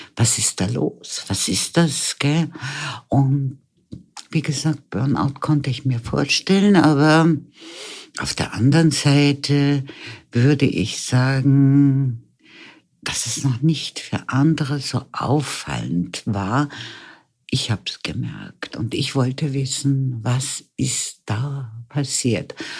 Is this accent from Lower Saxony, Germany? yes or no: yes; Lüneburg Heath, Lower Saxony, Germany; now in Vienna, Austria; Geboren bin ich in Norddeutschland, in der Lüneburger Heide. Und bin dann mit meinen Eltern als junges Mädchen nach Wien gekommen